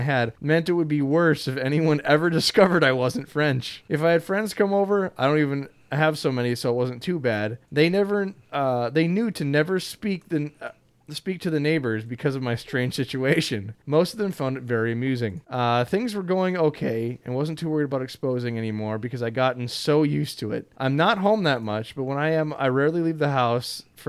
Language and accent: English; England, United Kingdom; the best thing I could do as an Englishman was just to live with the lie